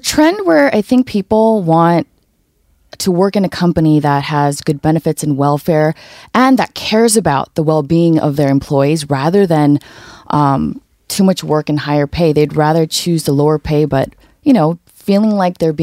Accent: United States; now in Seoul, South Korea; when I was growing up in America, the States too

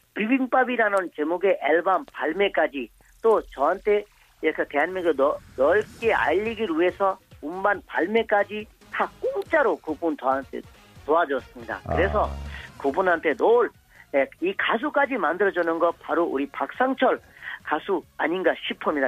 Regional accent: Bangladesh; Korean is a second language; moved away as an adult; now in South Korea; 저는 어, 방글라데시 태어났지만 한국에서 20년 살아면서

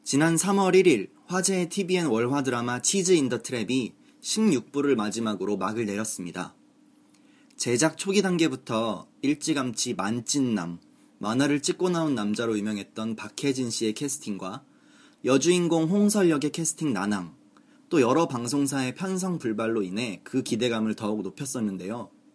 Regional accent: Seoul, South Korea; 저는 서울 사람이기 때문에

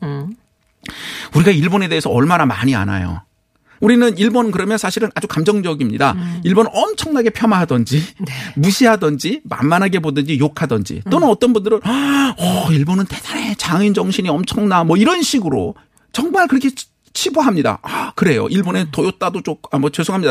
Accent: South Korea; 제가 한국 사람이어서가 아니라

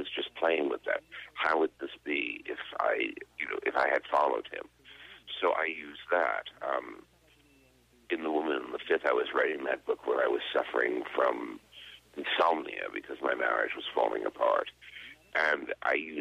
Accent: United States; moved away as an adult; also born or lived in Dublin, Ireland / London, United Kingdom / Paris, France; I lived out of America for 33 years, first in Dublin, then in London, and then I commuted between London and Paris

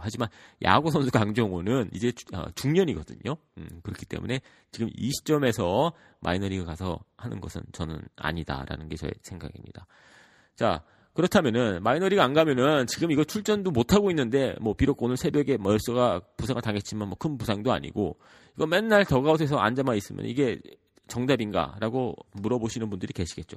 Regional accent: United States; 저 같은 경우에는 미국에서 자랐고

